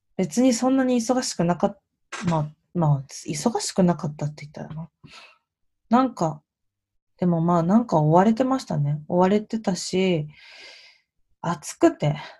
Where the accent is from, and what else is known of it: Japan; moved away as an adult; also born or lived in New York